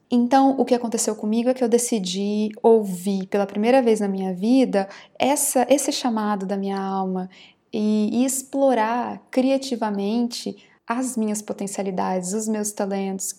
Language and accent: Portuguese; Campo Grande, Mato Grosso do Sul, Brazil; also born or lived in Rio de Janeiro / São Paulo; eu nasci em Campo Grande, Mato Grosso do Sul, e desde os 13 anos eu trabalho como atriz. Eu comecei a trabalhar profissionalmente numa companhia aos 13 anos